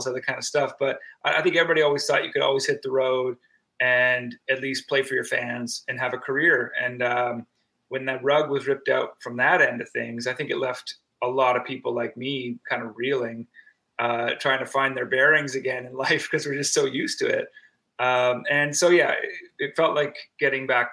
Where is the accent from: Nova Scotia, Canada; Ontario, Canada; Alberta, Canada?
Nova Scotia, Canada; Antigonish; also born or lived in Toronto, Canada; now in Hamilton, Canada; we're from Antigonish, Nova Scotia, the Highland Heart.